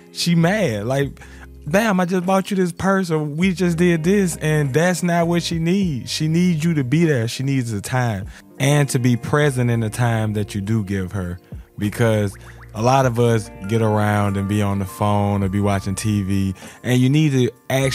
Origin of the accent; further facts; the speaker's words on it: Alabama, United States; growing up in Alabama